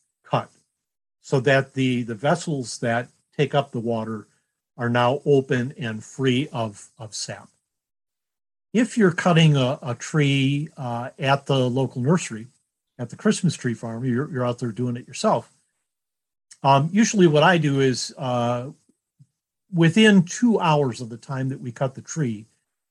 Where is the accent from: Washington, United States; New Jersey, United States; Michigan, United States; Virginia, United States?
Michigan, United States; Detroit; growing up in Detroit, my dad on the way home from the auto factory would stop at a local lot